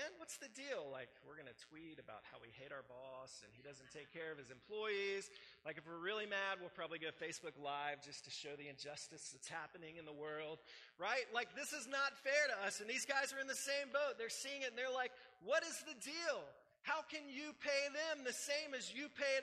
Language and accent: English; United States; how we grew up here in America and the system that we live